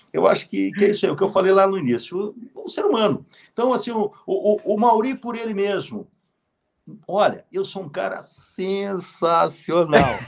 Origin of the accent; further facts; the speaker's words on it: Canoas, Rio Grande do Sul, Brazil; Canoas, ah, Canoas, a... minha terra